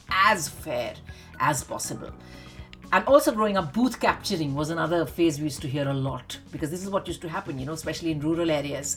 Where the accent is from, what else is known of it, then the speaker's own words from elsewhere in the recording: India; now in United Kingdom; those of us who were born and raised in India